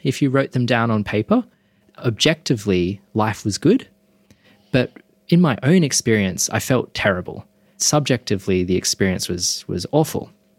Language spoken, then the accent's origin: English; Perth, Western Australia, Australia; now in Sydney, Australia; I grew up in Perth. My dad is Chinese Malaysian and his family are, we could say, culturally Buddhist.